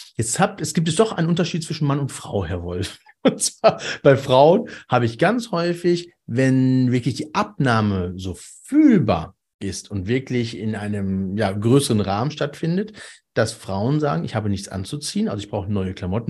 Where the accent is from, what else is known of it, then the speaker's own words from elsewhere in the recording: Cologne, North Rhine-Westphalia, Germany; wir sind ja aus dem Kölner, Kölner Raum